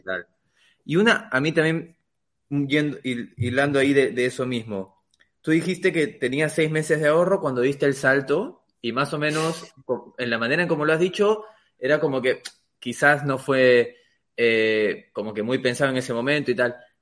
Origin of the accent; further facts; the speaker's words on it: Peru; yo soy de Perú